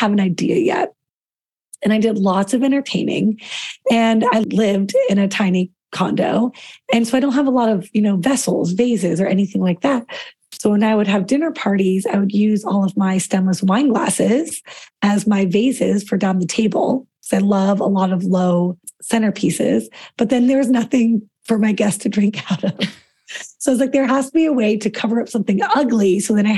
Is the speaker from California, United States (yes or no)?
no; Colorado, United States; now in Washington, D.C., United States; I grew up in Colorado, which is very laid back and casual